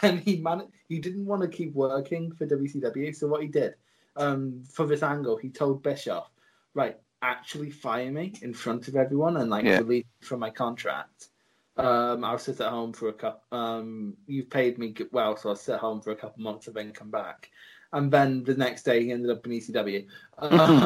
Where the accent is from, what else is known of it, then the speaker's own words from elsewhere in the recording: United Kingdom; I'm British